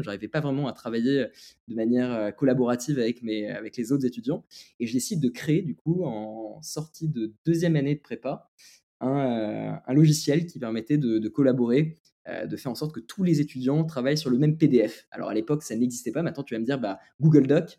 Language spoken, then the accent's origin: French; France; also born or lived in Lebanon; je suis français et libanais